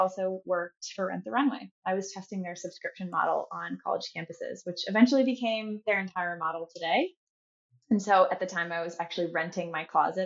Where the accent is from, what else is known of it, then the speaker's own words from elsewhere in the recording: Chicago, Illinois, United States; moved away as an adult; also born or lived in North Carolina; now in San Francisco, United States; I'm from Chicago. I love the Midwest, although I've been in San Francisco for about 6 years now.